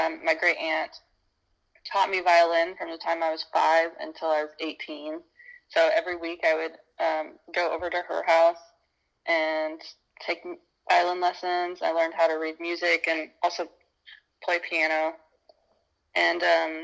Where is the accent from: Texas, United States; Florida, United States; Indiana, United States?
Indiana, United States; Nashville; I'm back in my hometown, Nashville in Brown County, Indiana